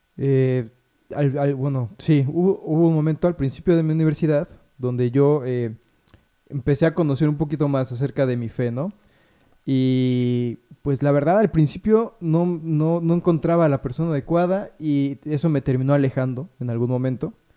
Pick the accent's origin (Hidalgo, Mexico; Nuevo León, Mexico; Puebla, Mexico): Puebla, Mexico; also born or lived in Mexico City; yo nací en Puebla